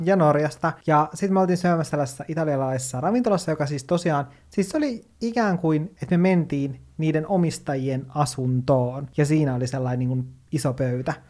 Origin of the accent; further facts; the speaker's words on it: Kemijärvi, Lapland, Finland; moved away; Kemijärvellä, mistä mä oon kotoisin